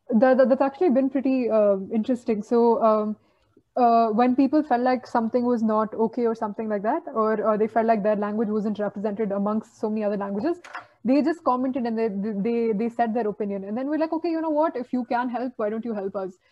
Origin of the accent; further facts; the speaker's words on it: Bangalore, Karnataka, India; I'm from Bangalore